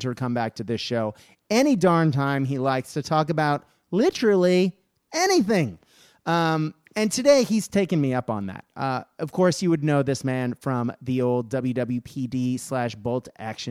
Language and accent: English; Australia; as an Australian